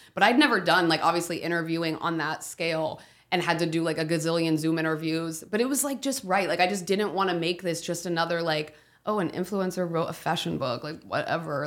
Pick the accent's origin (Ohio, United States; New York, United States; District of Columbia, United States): Ohio, United States; my hometown, Ohio